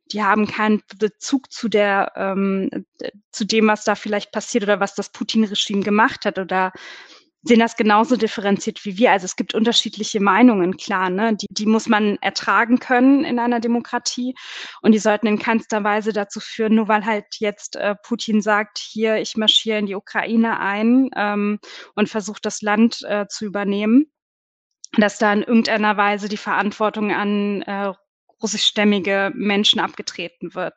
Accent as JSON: {"language": "German", "country": "Germany", "said": "bei uns in Deutschland"}